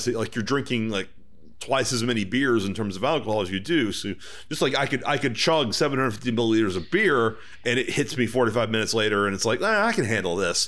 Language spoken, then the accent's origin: English; Texas, United States; I'm from Texas